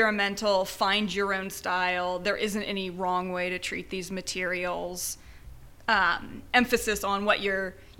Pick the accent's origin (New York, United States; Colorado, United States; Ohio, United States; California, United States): Ohio, United States; Wapakoneta; moved away as an adult; also born or lived in Indiana; now in Houston, United States; I'm from Ohio, originally. Rural Ohio. It's town Wapakoneta is the name of my town.